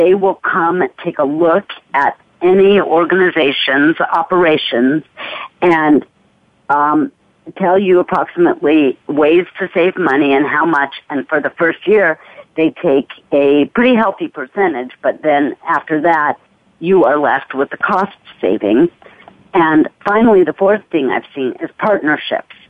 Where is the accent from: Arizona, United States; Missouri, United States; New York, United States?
Arizona, United States; Arizona, which is my home state